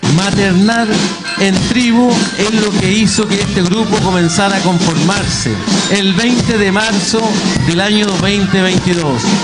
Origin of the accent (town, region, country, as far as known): Chile